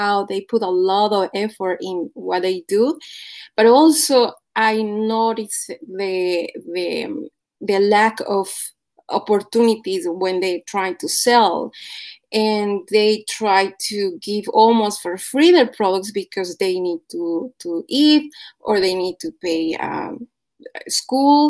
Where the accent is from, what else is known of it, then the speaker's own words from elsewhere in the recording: Puebla, Mexico; moved away; I am from Mexico, from Puebla specifically.